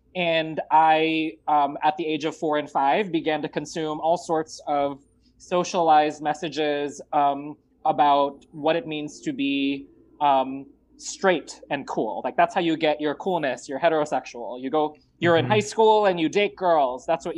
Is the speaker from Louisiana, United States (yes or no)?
no; Los Angeles, California, United States; also born or lived in Marikina, Philippines / Richmond, Virginia; I was born in Marikina, which for folks who don't know Filipino geography too well, it is the shoe capital of the Philippines, just east of Manila. And in 1988, my family decided to come to the United States, and we landed here in the Los Angeles area in the South Bay.